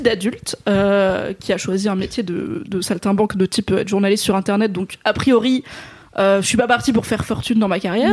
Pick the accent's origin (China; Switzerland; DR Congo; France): France; Drôme, Auvergne-Rhône-Alpes; dans la Drôme là où j'ai grandi